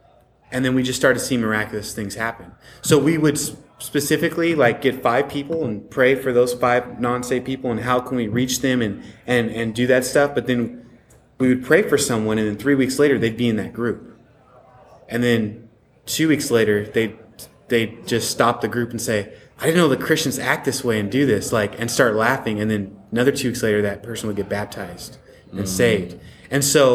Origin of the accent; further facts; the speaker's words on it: Pacific Northwest, United States; now in Delray Beach, United States; I come from Northwest, which was for a long part the most unchurched state ever. So I grew up in the culture